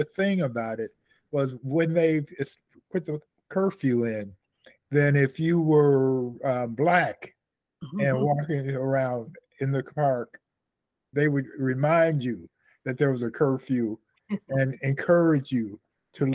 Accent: Gary, Indiana, United States; now in Chicago, United States; Growing up in Gary as a teenager

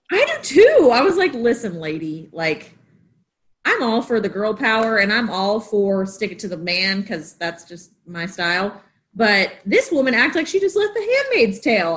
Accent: the South, United States; moved away; I'm from the South

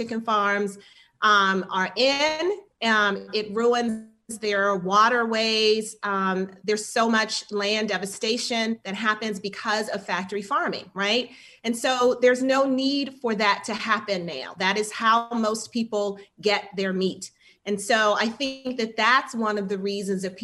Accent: Washington, District of Columbia, United States; I'm in D.C., Washington, D.C., my hometown.

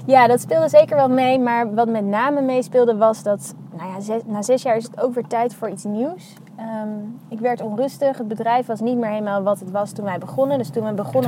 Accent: The Hague, South Holland, Netherlands; also born or lived in Utrecht; now in Amsterdam, Netherlands; ik ben geboren in Den Haag. Ehm, en ik ben opgegroeid in de buurt daar ook wel

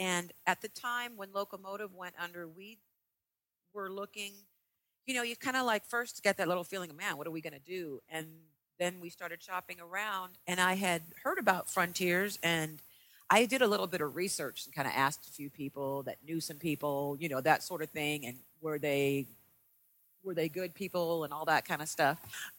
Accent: San Diego, California, United States; We're originally from San Diego, and I guess we're kind of like a traditional metal.

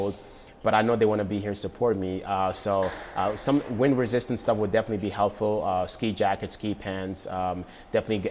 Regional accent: Ghana; moved away; also born or lived in Netherlands / United States; Growing up in Ghana, I really remember when I was a little kid that we didn't have much

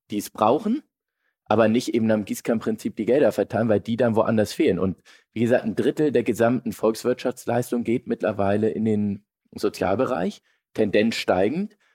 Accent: Hamburg, Germany; als Hamburger will ich mich da jetzt äh

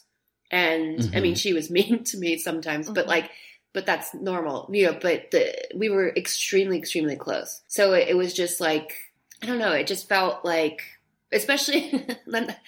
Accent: Florida, United States; growing up in Florida

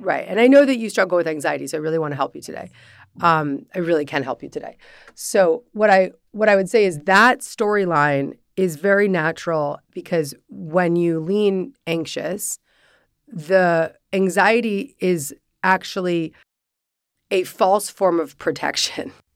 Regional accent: Larchmont, New York, United States; growing up in Larchmont, New York

